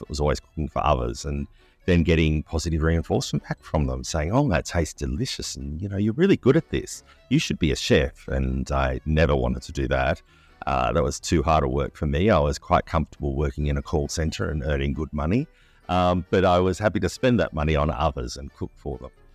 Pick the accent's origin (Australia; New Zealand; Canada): Australia; as an Australian, we were so excited to go to Brisbane for World Expo eighty-eight